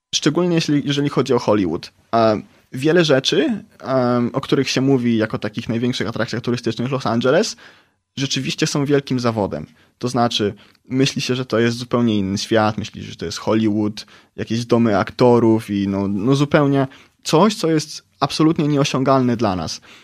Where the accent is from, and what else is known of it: Poland; also born or lived in San Bernardino, United States